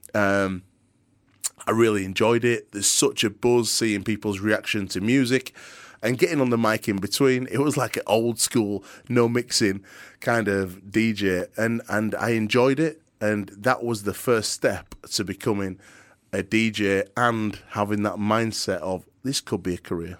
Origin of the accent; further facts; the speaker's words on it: Yorkshire and the Humber, United Kingdom; accent: very thick Yorkshire; I've got a very thick Yorkshire accent. I'm a proper Yorkshire lad.